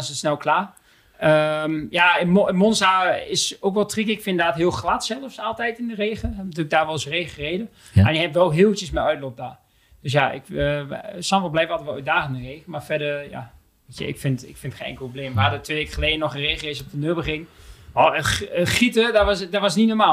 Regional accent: Netherlands; wij als Nederlanders

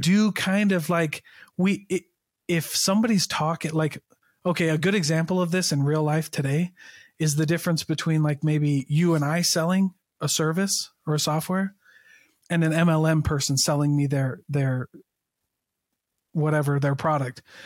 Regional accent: Keokuk, Iowa, United States; I'm from Iowa. Uh, I'm from Keokuk, Iowa

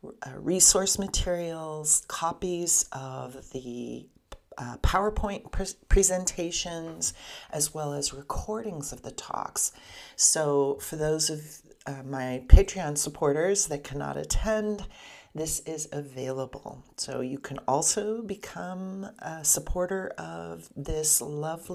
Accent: Southern California, United States; I'm from Southern California

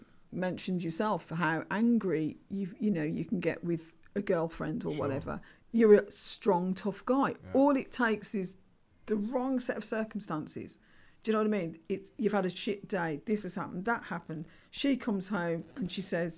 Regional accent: Birmingham, West Midlands, United Kingdom; I'm Irish, I'm African Caribbean, I'm a Brummie

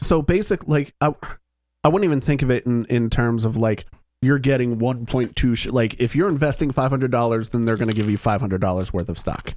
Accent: East Coast of the United States, United States; now in Philadelphia, United States; we all grew up on the East Coast of the United States

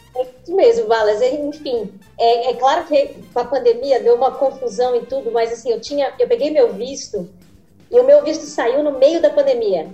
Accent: Brazil; moved away as an adult; also born or lived in São Paulo

